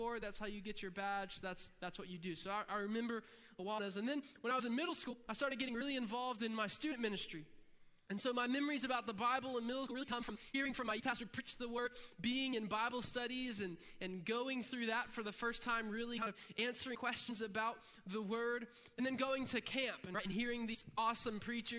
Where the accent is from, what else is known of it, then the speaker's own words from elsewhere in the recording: Interlachen, Florida, United States; I'm from Interlaken, Florida